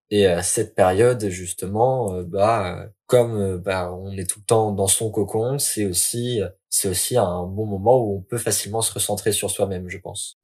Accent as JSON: {"language": "French", "town": "Lille", "region": "Hauts-de-France", "country": "France", "said": "je suis lillois"}